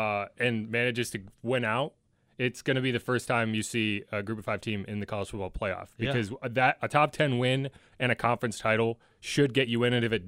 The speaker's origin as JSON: {"language": "English", "region": "New England", "country": "United States", "tie": "born or raised there", "said": "I grew up in New England, big UConn basketball fan"}